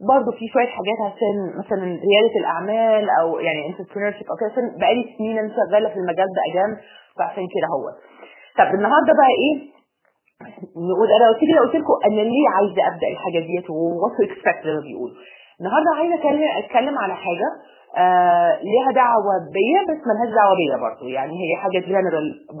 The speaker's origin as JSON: {"language": "Arabic", "country": "United Arab Emirates", "tie": "born or raised there", "also_born_or_lived": "Egypt", "said": "انا مصريه اب وام مصريين وانا اتولدت يعني في مصر وسافرت وانا اقل من ست شهور"}